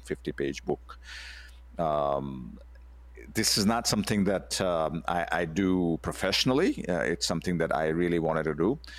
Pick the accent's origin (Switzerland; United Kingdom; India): India; moved away as an adult; also born or lived in United States; I, I grew up in India, and then I went to the U S, uh, to continue my, uh, education in computer science